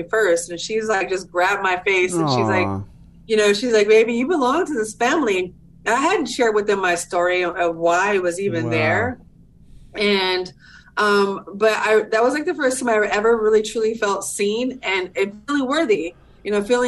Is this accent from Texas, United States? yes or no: no; Southern California, United States; I'm from Southern California, born and raised